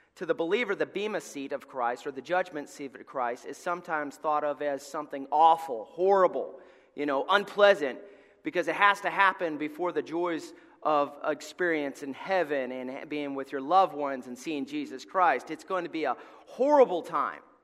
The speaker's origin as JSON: {"language": "English", "region": "Alabama", "country": "United States", "moved": "yes", "said": "we're from Alabama"}